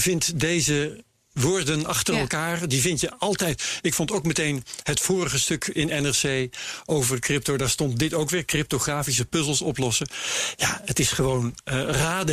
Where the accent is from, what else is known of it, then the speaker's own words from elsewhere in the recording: Veenkoloniën, Groningen, Netherlands; Ik ben opgegroeid in de Veenkoloniën